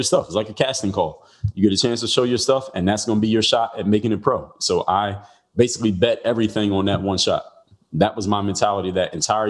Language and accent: English; Philadelphia, Pennsylvania, United States; I'm from Philadelphia.